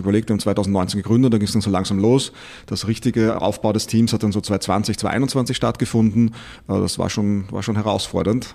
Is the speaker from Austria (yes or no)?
yes; Austria; moved away; ich bin Österreicher, äh, komme ein bisschen woanders her